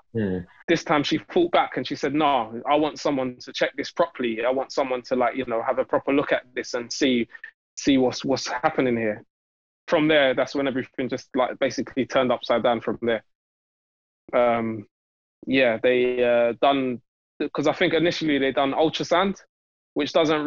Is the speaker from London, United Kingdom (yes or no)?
yes; London, United Kingdom; I'm from Newham. So our like local hospital and medical trust is all to do with Newham